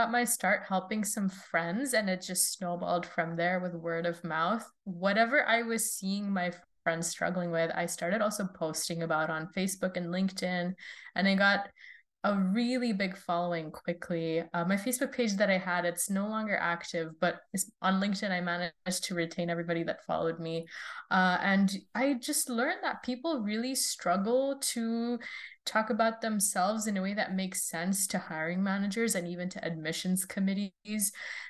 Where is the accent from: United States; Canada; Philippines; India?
India; also born or lived in Saudi Arabia; I grew up kind of all over the world. I'm originally from India, but I was born in Saudi Arabia and I moved around, flitted back from country to country.